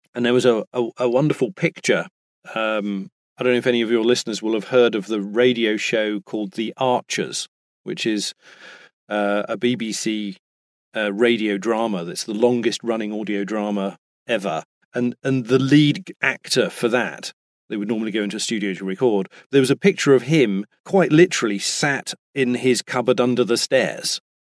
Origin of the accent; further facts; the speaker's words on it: United Kingdom; now in United States; I am British and I am in America.